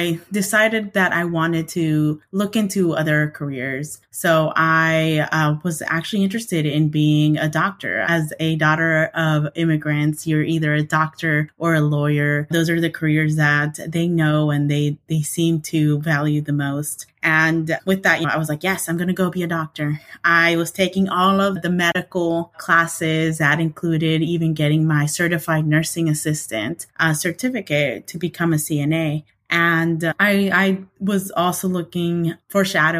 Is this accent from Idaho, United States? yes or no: yes; Idaho, United States; moved away as an adult; also born or lived in New York City; I, as well as my siblings, are born and raised in Idaho.